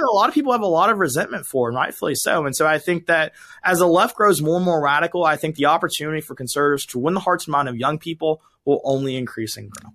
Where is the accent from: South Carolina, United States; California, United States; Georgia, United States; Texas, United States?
Georgia, United States; moved away as an adult; also born or lived in Alabama; now in Los Angeles, United States; I grew up in Georgia, uh, went to school in Alabama, and now I'm in L